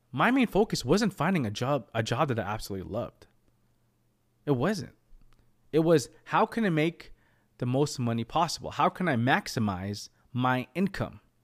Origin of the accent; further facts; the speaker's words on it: United States; I was born in America